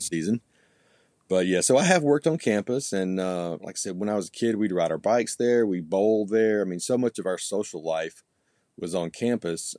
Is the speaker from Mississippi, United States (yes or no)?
yes; Oxford, Mississippi, United States; also born or lived in Texas; I grew up here